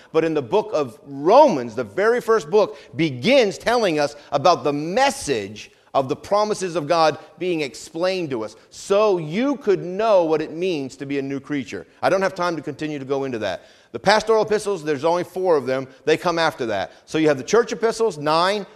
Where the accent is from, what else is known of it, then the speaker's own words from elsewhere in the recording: Vermont, United States; now in Hampton Roads, United States; Where I grew up in New England, in Vermont, we actually have four seasons